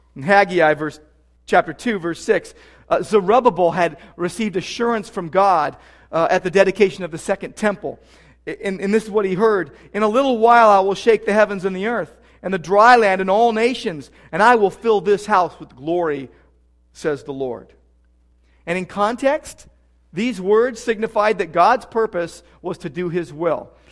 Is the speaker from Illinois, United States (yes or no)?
no; Southern California, United States; also born or lived in Downey / Sylmar / Whittier; Growing up in Southern California